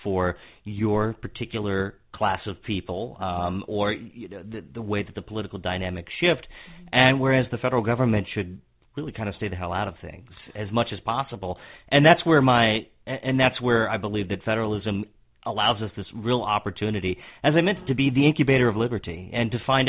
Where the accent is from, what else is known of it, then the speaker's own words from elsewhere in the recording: Hagerstown, Maryland, United States; also born or lived in Capitol Hill, Washington, D.C.; I was born and raised in Maryland, in Western Maryland.